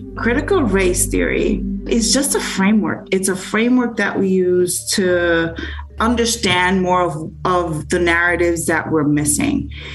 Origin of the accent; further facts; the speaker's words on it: New York City, New York, United States; now in Vermont, United States; I am from New York City, born and raised